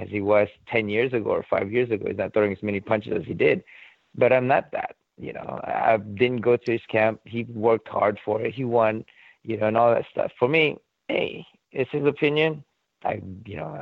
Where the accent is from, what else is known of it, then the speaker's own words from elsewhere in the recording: Philippines; I'm Filipino